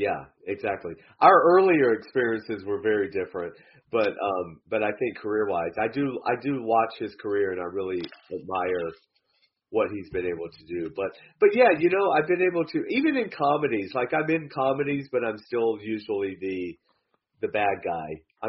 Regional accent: Athens, Georgia, United States; moved away as an adult; also born or lived in Atlanta, Georgia; now in Los Angeles, United States; But, yeah, I grew up in Georgia, a college town called Athens, University of Georgia.

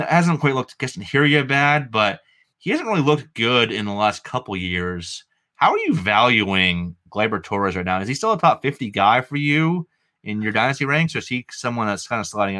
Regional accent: New England, United States; accent: New England; my New England accent

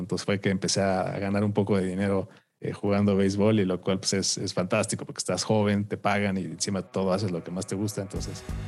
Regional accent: Mexico; a los siete años, aquí en la ciudad, eh, bueno, en México

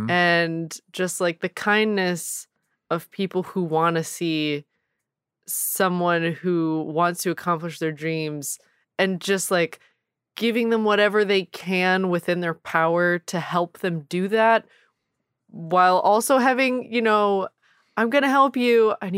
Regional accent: Indiana, United States; When growing up in Southern Indiana, I had this lady in our neighborhood

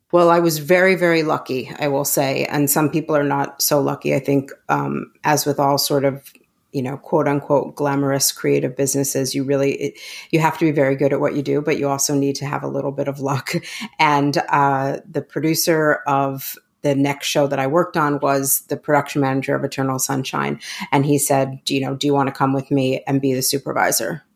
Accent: New York City, New York, United States; I grew up in New York City

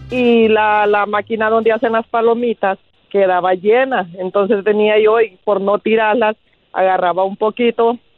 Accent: Honduras; moved away; yo vengo de un lugar de Honduras

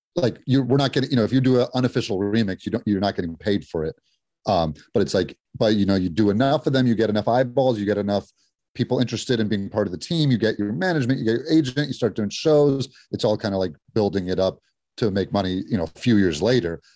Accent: Los Angeles, California, United States; we loved growing up in L A.

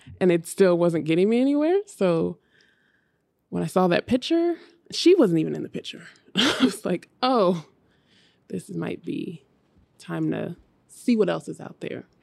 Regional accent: Hayward, California, United States; now in New York, United States; I grew up in Hayward, California, so it's right next to Oakland

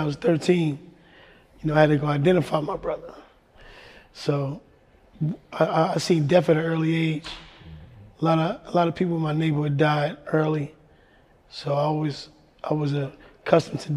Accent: New York City, New York, United States; moved away as an adult; also born or lived in Ohio; growing up in the Bronx

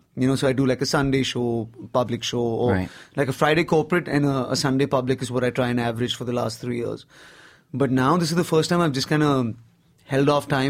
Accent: Nigeria; now in Bombay, India; I grew up in Africa. I didn't really grow up in India, per se. I did 17 years in Nigeria.

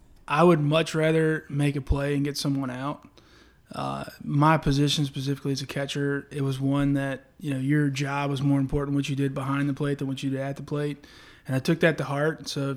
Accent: Lake Charles, Louisiana, United States; Born and raised in Lake Charles and grew up here with a couple brothers

